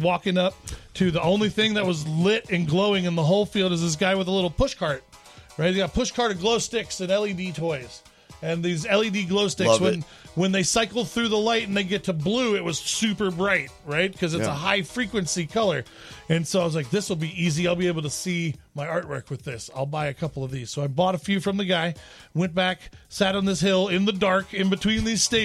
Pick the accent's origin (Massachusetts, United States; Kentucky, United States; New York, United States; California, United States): Kentucky, United States; Louisville; my hometown, Louisville, Kentucky